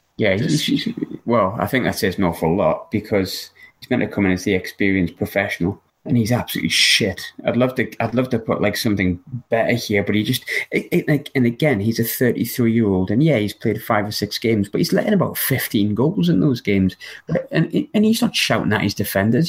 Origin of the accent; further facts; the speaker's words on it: Sunderland, North East England, United Kingdom; We're from we're from Sunderland, very much a, a red side